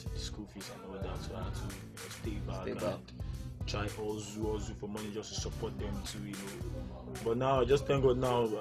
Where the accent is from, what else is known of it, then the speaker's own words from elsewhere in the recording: Lagos, Nigeria; I was brought up in Barriga too, Ademolu Street, around Barriga Girls area